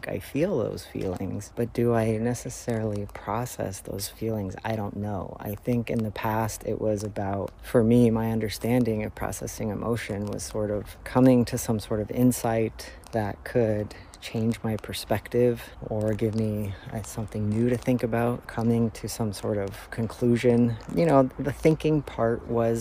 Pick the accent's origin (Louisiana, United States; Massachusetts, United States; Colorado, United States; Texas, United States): Colorado, United States; Denver; moved away; also born or lived in Florida / Toronto; I grew up in Denver, Colorado and in Florida, where there was tons of wildlife, but I've spent the last 15 years in Toronto